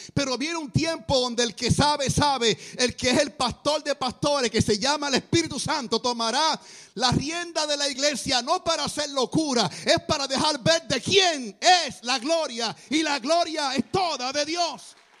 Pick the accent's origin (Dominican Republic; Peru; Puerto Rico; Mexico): Puerto Rico; Guaynabo; yo soy de Guaynabo, Puerto Rico. Es un pueblo cerca de San Juan.